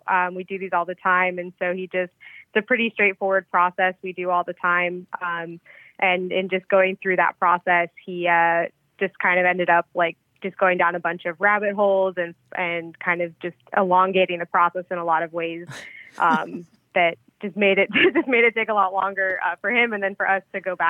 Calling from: Norfolk, Virginia, United States; I'm calling from Norfolk, Virginia.

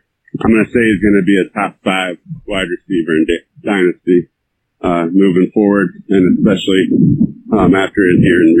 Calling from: Iowa City, Iowa, United States; I'm calling in from Iowa City, Iowa.

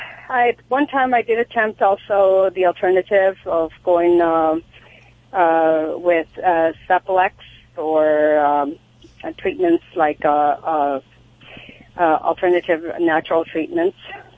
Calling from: Sherman Oaks, California, United States; Sherman Oaks.

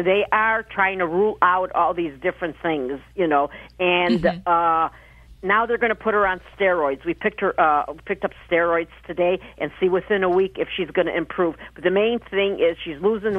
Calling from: Alpena, Michigan, United States; Alpena, Michigan. That's maybe 200 miles from Detroit.

